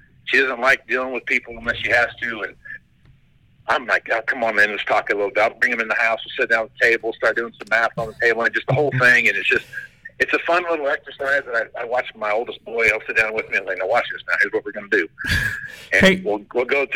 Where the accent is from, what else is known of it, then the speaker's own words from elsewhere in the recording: Wichita, Kansas, United States; moved away as an adult; now in Western Nebraska, United States; I grew up around Wichita, Kansas